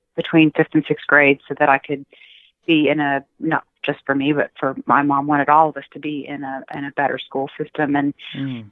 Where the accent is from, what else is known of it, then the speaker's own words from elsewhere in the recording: Austin, Texas, United States; I grew up in Austin, Texas, in a poor neighborhood